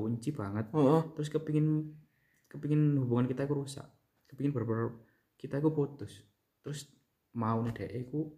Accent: Banyuwangi, East Java, Indonesia; beberapa yang tahu aku anak Banyuwangi

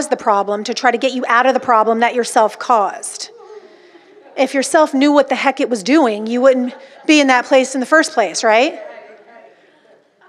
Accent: Orange County, California, United States; I'm from Orange County, California

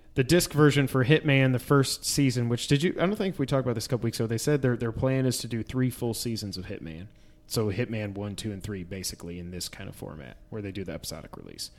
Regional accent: New York, United States; now in Tennessee, United States; We grew up in New York, but our dad's from Texas

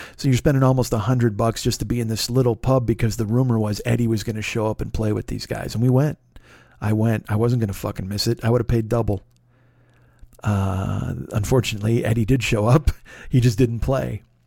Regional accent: Chicago, Illinois, United States; I was from Chicago

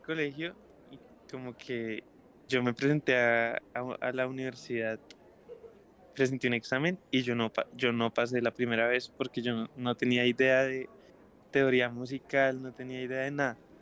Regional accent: Bogotá, Colombia; soy un artista eh, bogotano, soy guitarrista y cantante y compositor

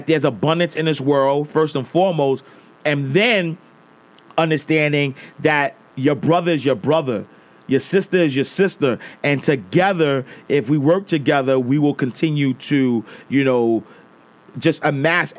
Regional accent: New York City, New York, United States; I grew up in Harlem

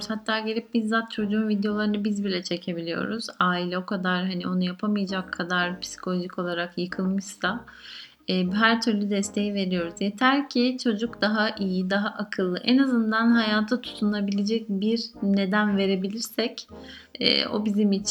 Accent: Mediterranean Region, Turkey; bizim Akdeniz bölgesi e, insanları olduğumuz için ister istemez e, Akdeniz coğrafyasında kıl çok fazla.

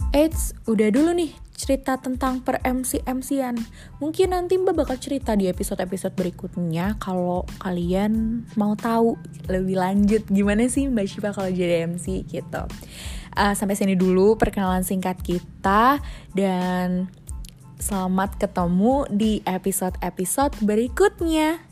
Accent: Jakarta, Indonesia; aku lahir di Jakarta tanggal 10 Maret 2003

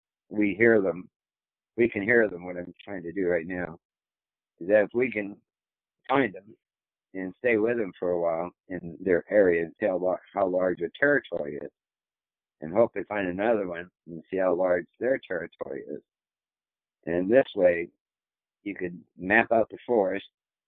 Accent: Tennessee, United States; I'm from Tennessee.

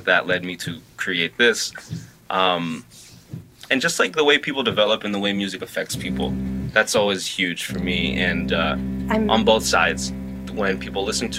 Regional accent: Los Angeles, California, United States; I grew up in South L.A.

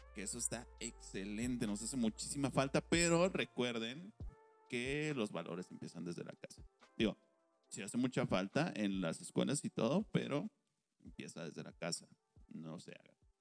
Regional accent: Mexico; nosotros aquí como mexicanos

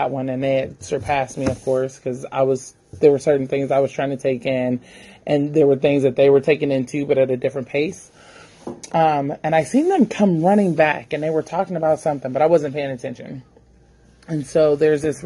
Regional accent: Oakland, California, United States; I'm from Oakland, born and raised

